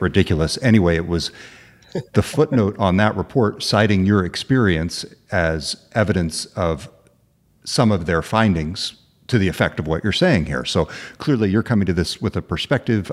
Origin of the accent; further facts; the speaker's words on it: Orland, California, United States; I am researching an Amazon story in my hometown